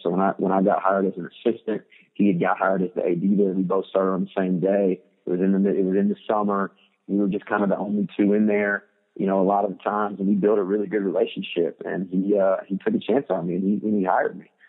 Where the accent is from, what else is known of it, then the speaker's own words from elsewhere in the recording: Muncie, Indiana, United States; moved away; I grew up in Muncie, Indiana